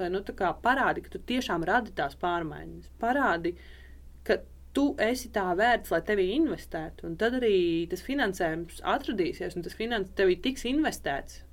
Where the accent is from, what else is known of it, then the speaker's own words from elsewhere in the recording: Rēzekne, Latgale, Latvia; es esmu no Rēzaknes un, uh, un Latvijas.